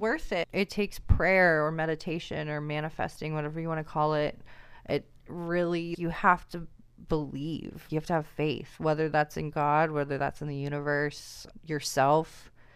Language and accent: English; Seattle, Washington, United States; moved away as an adult; now in Portland, United States; I'm from Seattle